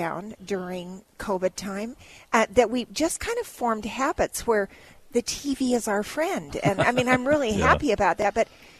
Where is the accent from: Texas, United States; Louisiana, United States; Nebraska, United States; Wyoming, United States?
Wyoming, United States; growing up in Wyoming, that was the only radio station we had.